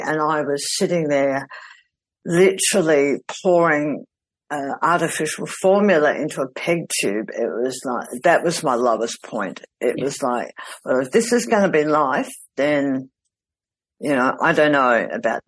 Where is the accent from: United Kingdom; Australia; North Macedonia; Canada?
Australia; South Australia; my hometown in South Australia.